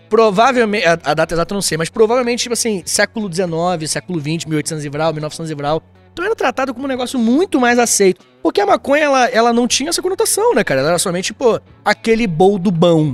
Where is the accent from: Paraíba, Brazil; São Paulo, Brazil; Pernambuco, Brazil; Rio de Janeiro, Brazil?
Rio de Janeiro, Brazil; also born or lived in Itaguaí; Rio de Janeiro, beijo minha terra